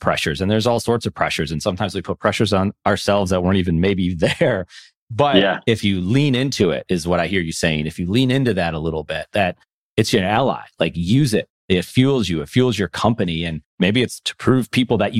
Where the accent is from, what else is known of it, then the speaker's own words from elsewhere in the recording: Buffalo, New York, United States; moved away; I'm originally from Buffalo, New York